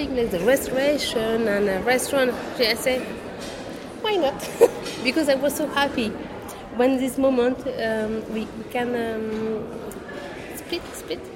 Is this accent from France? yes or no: yes; Brittany, France; English is a second language; now in Paris, France; I come from Brittany